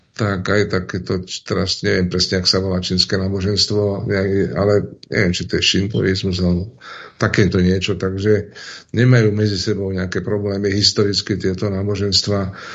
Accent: Turčianske Teplice, Žilina Region, Slovakia; u nás v Turčanských tepliciach

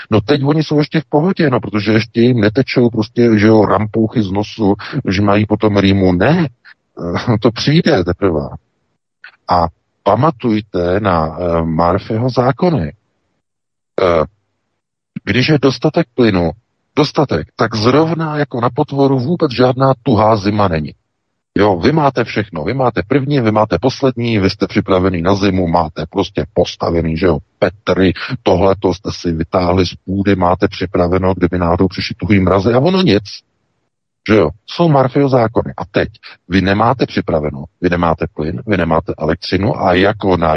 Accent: Czechia; o nějakou válku na Ukrajině, se kterou vůbec, jako Češi, nemáme vůbec nic společnost

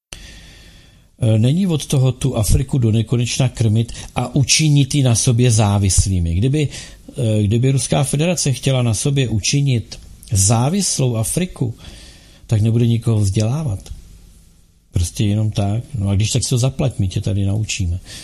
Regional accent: Bohemia, Czechia; tady u nás v Čechách

